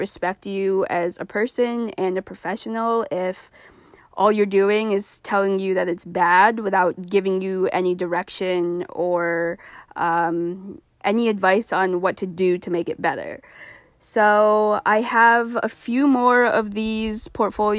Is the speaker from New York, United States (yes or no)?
no; Vermont, United States; I'm back in my home state of Vermont.